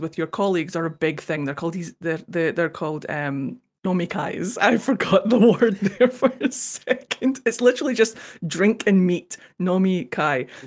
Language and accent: English; Scotland, United Kingdom; accent: Scottish; also born or lived in Japan; I'm Scottish